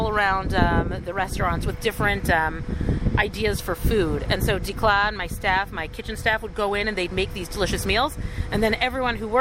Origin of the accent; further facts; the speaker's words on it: Toronto, Ontario, Canada; moved away as an adult; also born or lived in Ottawa, Canada / Jerusalem, Israel; now in Alon Shvut, Israel; I was born actually in Ottawa, Canada. Little known fact about me because we moved very quickly. I grew up in Toronto. I made Aliyah, I think it's 24 years ago.